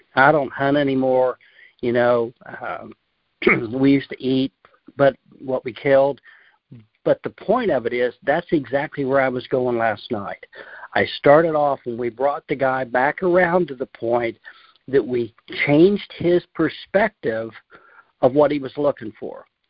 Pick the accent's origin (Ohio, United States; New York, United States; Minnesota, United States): Ohio, United States; I grew up in Ohio, and where we rabbit hunted a lot